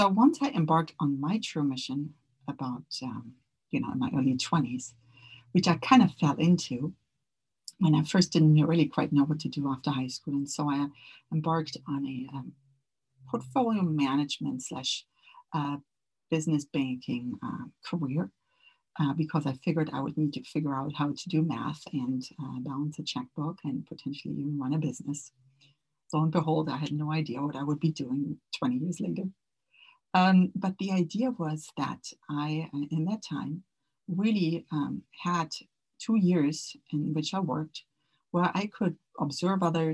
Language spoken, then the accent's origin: English; Germany; moved away; also born or lived in Orange County; I grew up in Germany where family was always very important to me